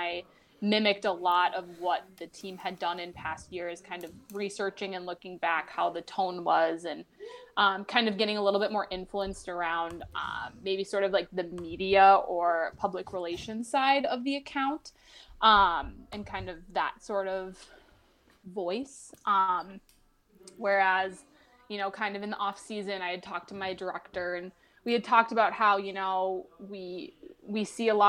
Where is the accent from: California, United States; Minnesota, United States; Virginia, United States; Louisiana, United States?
Minnesota, United States; moved away as an adult; also born or lived in Florida; Living in Minnesota my whole life